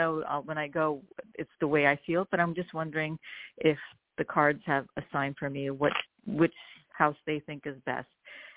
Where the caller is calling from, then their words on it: New York, United States; I'm calling from New York.